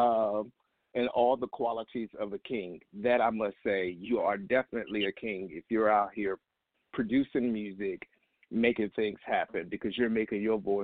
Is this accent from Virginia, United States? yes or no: yes; Virginia, United States; moved away; I'm from the 757